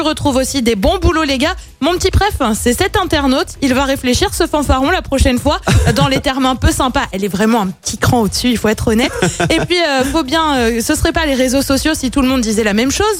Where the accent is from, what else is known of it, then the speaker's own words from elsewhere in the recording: Loire, Auvergne-Rhône-Alpes, France; chez nous, dans la Loire